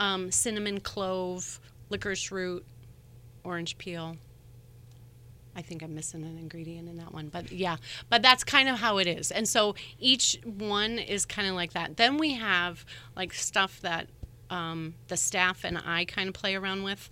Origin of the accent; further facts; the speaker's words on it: Valparaiso, Indiana, United States; I'm born and raised in Valpo